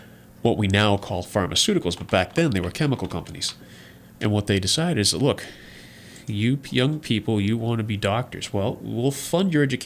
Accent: New England, United States; moved away; I grew up in New England

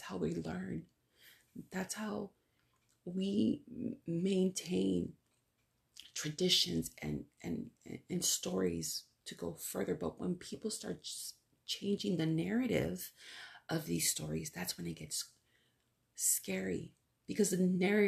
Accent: United States; first language Spanish; English is a second language; I'm a Chicana too, but I'm first generation. My parents were born in Mexico

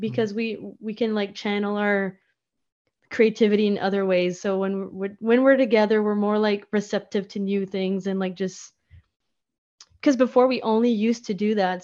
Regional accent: Memramcook, New Brunswick, Canada; also born or lived in Moncton; I grew up in Memrum Cook.

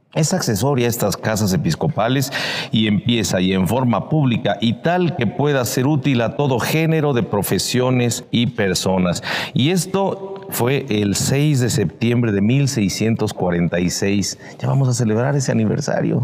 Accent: Puebla, Mexico; como poblanos podemos disfrutar

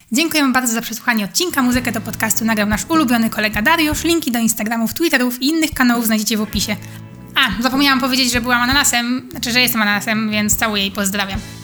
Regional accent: Poland; Jestem z Polski

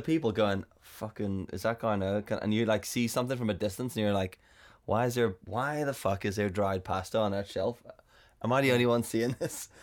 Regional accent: South Africa; I'm South African

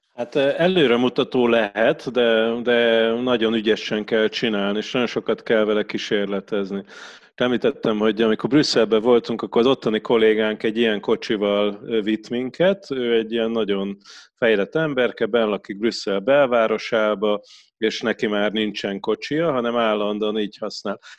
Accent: Pécs, Baranya, Hungary; én Pécsi vagyok

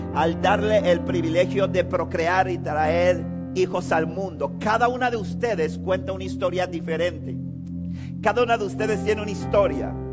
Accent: Panama City, Panama; nosotros vivimos en Panamá, yo me crié toda mi vida en Río Abajo, viví 29 años de mi vida en Río Abajo

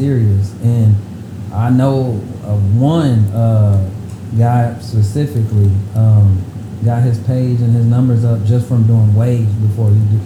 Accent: Midwest, United States; I'm from Midwest.

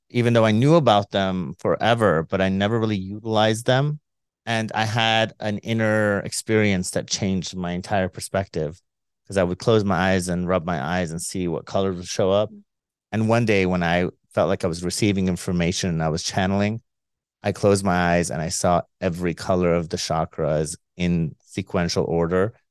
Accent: Iran; we're both from Iran

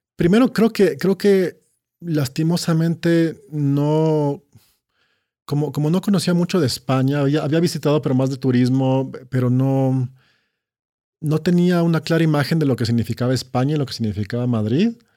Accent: Quito, Pichincha, Ecuador; Sí, crecí en Quito. Eh, crecí en Quito.

